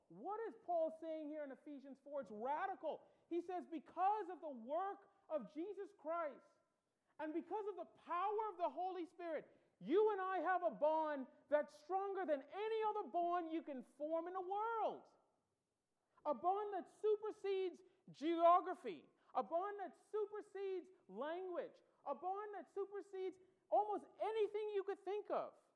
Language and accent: English; Bahamas; accent: Bahamian; moved away as an adult; so I grew up in the Bahamas. I was born there, raised there